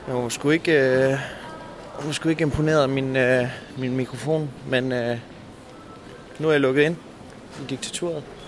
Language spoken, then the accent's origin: Danish; Denmark